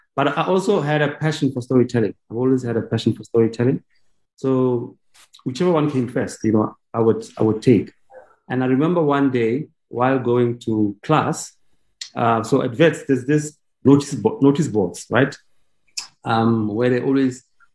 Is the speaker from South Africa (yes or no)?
yes; Vereeniging, Gauteng, South Africa; I went to General Smuts in Vereeniging